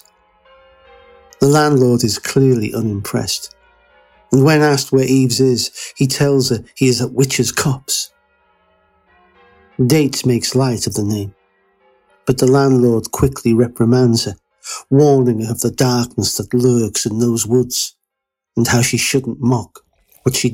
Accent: Flintshire, North Wales, United Kingdom; is a small village near my hometown in the parish of Flintshire, North Wales

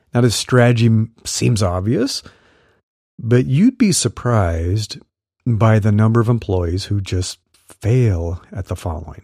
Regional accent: Midwest, United States; I grew up in the Midwest

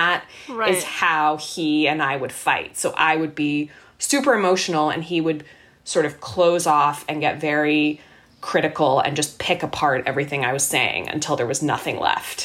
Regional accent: Canada; moved away as an adult; now in Boston, United States; we were Canadian. We are Canadian.

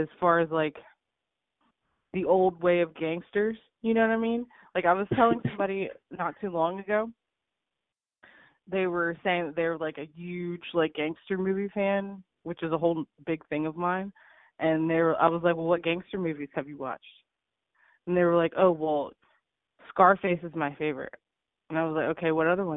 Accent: Pittsburgh, Pennsylvania, United States; I grew up in Pittsburgh, Pennsylvania

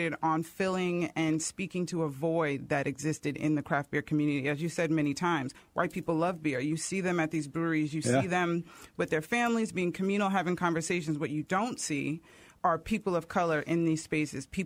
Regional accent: New York, United States; I grew up in New York

